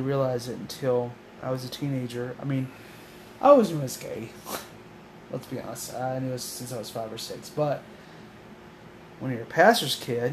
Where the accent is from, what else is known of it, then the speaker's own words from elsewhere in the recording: Oklahoma, United States; I was born and raised in Oklahoma